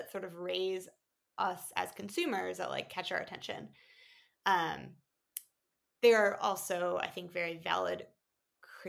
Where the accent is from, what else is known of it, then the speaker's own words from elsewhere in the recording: Jackson, Wyoming, United States; moved away as an adult; my hometown. I'm from Jackson, Wyoming